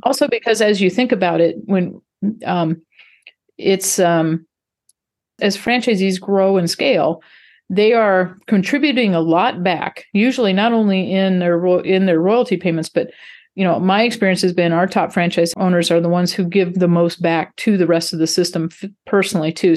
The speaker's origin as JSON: {"language": "English", "region": "North Dakota", "country": "United States", "tie": "born or raised there", "also_born_or_lived": "Texas", "moved": "as an adult", "said": "I grew up in North Dakota of all places, but, uh, went to school in Texas"}